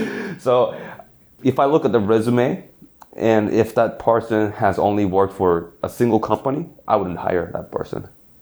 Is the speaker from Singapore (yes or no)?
yes; Singapore; I grew up in Singapore, and I still remember, but in history class